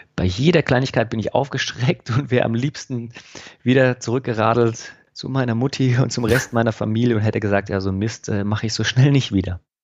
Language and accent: German; Freiburg, Baden-Württemberg, Germany; in meine Heimat, in Freiburg